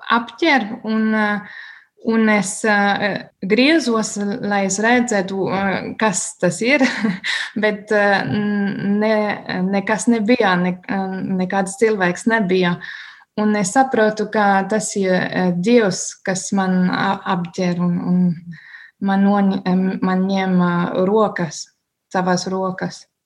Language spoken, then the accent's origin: Latvian; Bavaria, Germany; Latvian is a second language; now in Liepāja, Latvia; es esmu no Bavārijas, un Bavārija ir ļoti tradicionāla reģiona